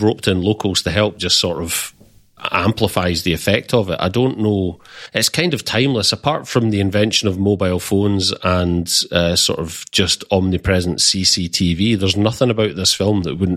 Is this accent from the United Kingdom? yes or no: yes; United Kingdom; as a Brit